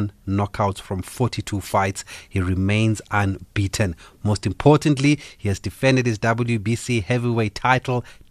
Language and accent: English; Gqeberha, Eastern Cape, South Africa; my team there from my hometown, Nelson Mandela Bay Giants